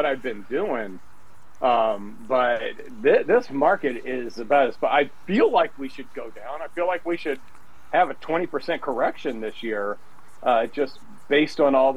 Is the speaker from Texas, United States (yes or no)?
no; Tennessee, United States; moved away as an adult; now in Indianapolis, United States; I grew up in Tennessee